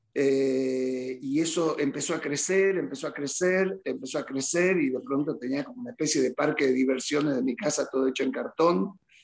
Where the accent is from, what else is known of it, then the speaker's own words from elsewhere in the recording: Rosario de la Frontera, Salta, Argentina; moved away; Rosario de la Frontera, un pueblito que amo, que es mi, obviamente mi lugar en el mundo. Este, uno nunca deja de ser de Rosario de la Frontera.